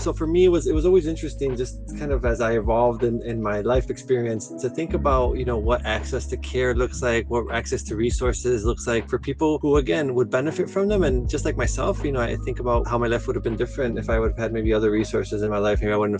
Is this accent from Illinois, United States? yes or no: yes; Chicago, Illinois, United States; I was born and raised to Mexican immigrant parents in South Chicago. So I had the experience of growing up in a working class community, low-income community on the south side of Chicago.